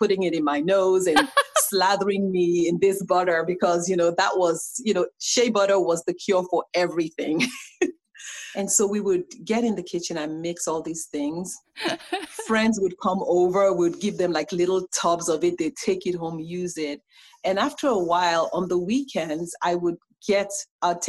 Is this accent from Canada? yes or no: no; Nigeria; now in United States; as a Nigerian